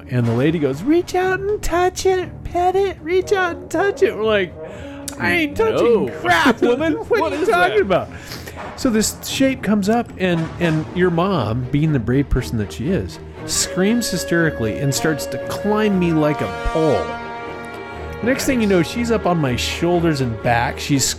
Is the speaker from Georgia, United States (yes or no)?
no; Idaho, United States; No, we are from Idaho. We are a long ways away from the ocean.